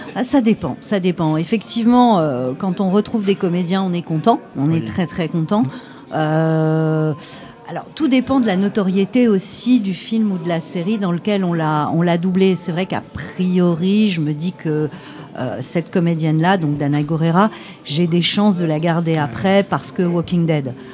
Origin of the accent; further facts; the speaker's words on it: France; on est français